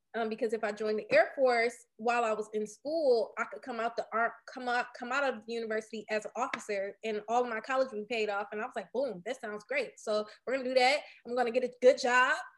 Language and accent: English; Detroit, Michigan, United States; I was born and raised on the east side of Detroit